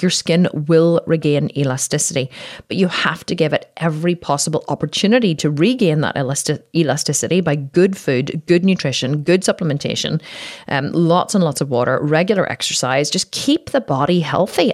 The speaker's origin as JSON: {"language": "English", "country": "Ireland", "said": "I'm Irish, we drink, you know, in Ireland, we were fucking born in pubs"}